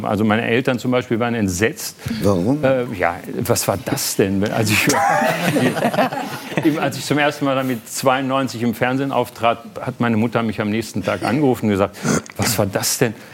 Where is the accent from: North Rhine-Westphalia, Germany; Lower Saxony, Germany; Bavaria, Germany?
North Rhine-Westphalia, Germany; moved away as an adult; now in Berlin, Germany; ich war dann aber auch bockig als Westfale